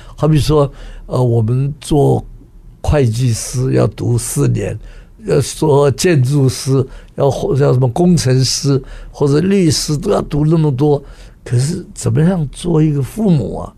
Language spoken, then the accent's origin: Chinese; Taiwan; 我们在台湾长大的这些人啊，讲不出口